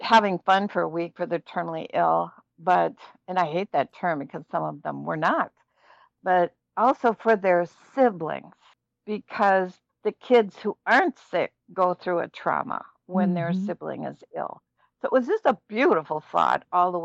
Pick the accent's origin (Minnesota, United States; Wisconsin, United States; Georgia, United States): Minnesota, United States; Minneapolis; I'm from Minneapolis